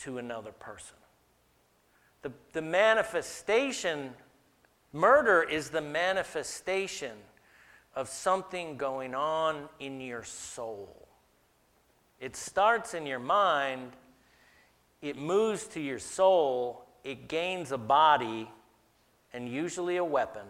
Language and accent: English; the South, United States; I grew up in the South